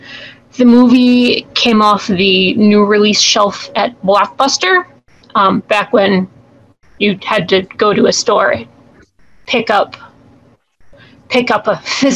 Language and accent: English; Minnesota, United States; I grew up in Minnesota, still living in the Midwest.